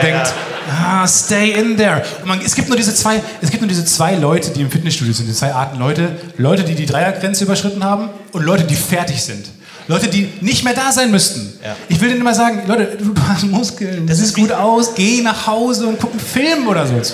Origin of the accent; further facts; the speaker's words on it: near Dortmund, North Rhine-Westphalia, Germany; ich komme aus der Ecke bei Dortmund eigentlich